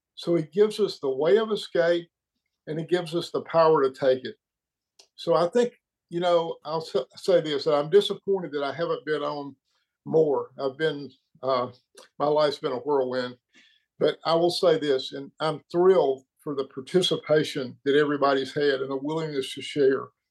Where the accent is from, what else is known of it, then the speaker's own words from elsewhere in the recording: Birmingham, Alabama, United States; now in Tennessee, United States; I'm actually in Tennessee, but I'm from Birmingham.